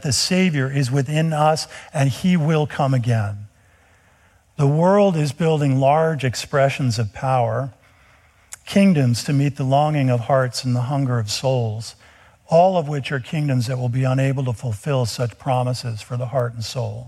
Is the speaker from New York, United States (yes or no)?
yes; outside of New York City, United States; Growing up outside of New York City, we were often in the city.